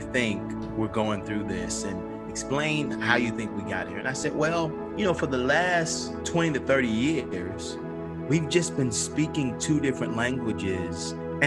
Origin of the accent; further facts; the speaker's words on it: Atlanta, Georgia, United States; born and raised on Auburn Avenue, civil rights kind of birthplace, right across the street from the Martin Luther King Jr. Center